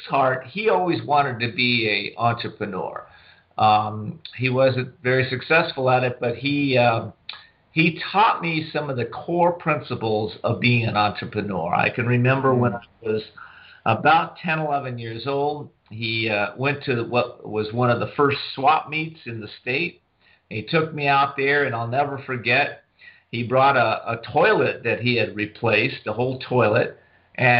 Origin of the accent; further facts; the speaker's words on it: Whittier, California, United States; also born or lived in San Diego, California; I grew up in Southern California. I'm one of the few Southern California natives left